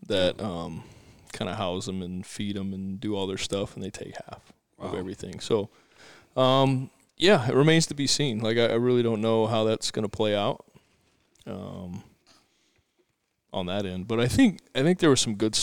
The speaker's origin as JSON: {"language": "English", "country": "United States", "said": "as an American player"}